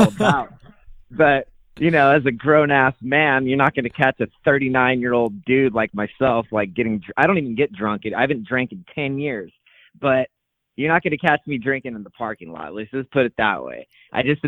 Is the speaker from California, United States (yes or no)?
yes; Calaveras County, California, United States; now in Fresno, United States; I grew up in Calaveras County, which is like foothills